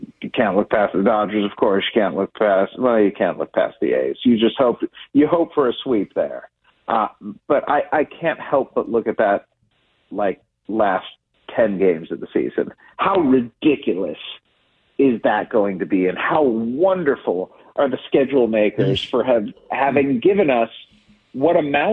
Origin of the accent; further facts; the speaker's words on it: Cleveland, Ohio, United States; I grew up in Cleveland